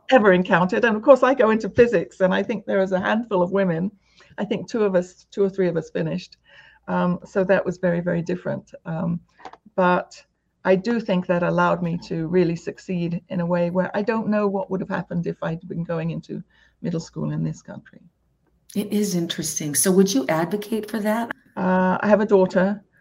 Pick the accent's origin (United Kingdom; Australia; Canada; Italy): United Kingdom; now in United States; coming from the UK to America, um, the other, other asset that I think has helped me is my accent